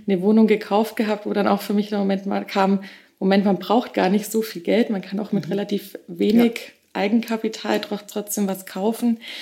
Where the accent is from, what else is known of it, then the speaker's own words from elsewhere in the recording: Augsburg, Bavaria, Germany; moved away as an adult; also born or lived in Nuremberg; now in Munich, Germany; Ich komme ursprünglich aus Augsburg, ähm, bin 31 Jahre alt, ähm, habe nach dem Abi relativ schnell aus nach Nürnberg genommen